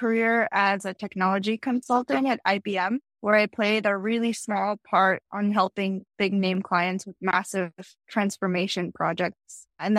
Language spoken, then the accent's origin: English; Philadelphia, Pennsylvania, United States; also born or lived in Tashkent, Uzbekistan; I grew up in the capital of Uzbekistan, Tashkent, and I moved to Philly when I was 7. So I spent the rest of my childhood in Philadelphia, Pennsylvania.